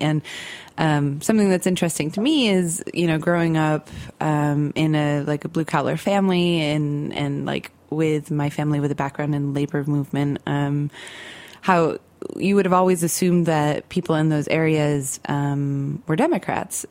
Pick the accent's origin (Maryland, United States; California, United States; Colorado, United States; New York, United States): New York, United States; Central; I grew up in Central New York in more of like a suburban area, um, but kind of on the end of the Rust Belt. Like I grew up near Lake Ontario